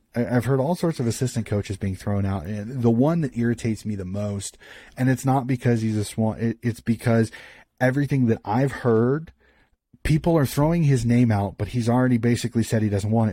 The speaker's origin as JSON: {"language": "English", "country": "United States", "said": "being an American"}